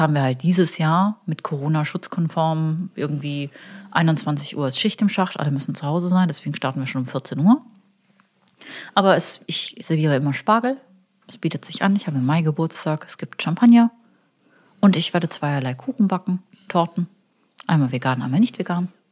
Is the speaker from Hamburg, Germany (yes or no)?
no; Karlsruhe, Baden-Württemberg, Germany; now in Cologne, Germany; ich bin aus Süddeutschland.